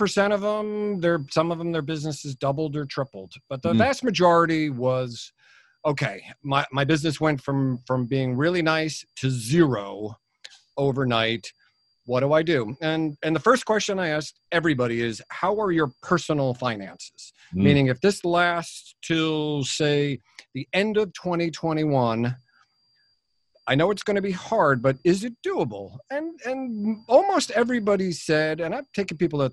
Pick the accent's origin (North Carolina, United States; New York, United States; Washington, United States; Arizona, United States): New York, United States; New York City; now in New Jersey, United States; I was born in Brooklyn, and I've spent half my life in New York and half my life in New Jersey. Now I'm in New Jersey.